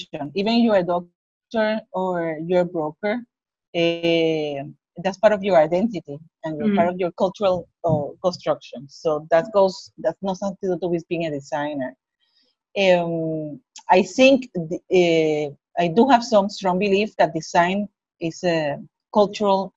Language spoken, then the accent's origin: English; Puerto Rico; I'm from Puerto Rico